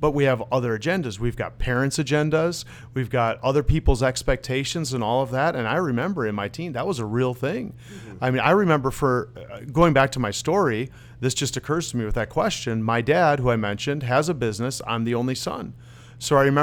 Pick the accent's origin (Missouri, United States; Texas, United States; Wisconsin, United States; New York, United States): Wisconsin, United States; first language Dutch; moved away as an adult; also born or lived in Netherlands / Minneapolis; I grew up in Wisconsin